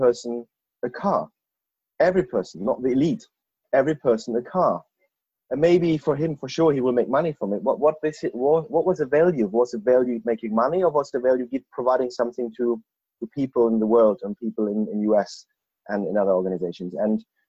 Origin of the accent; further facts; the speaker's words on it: Germany; moved away as an adult; now in Bristol, United Kingdom; I'm an expat from Germany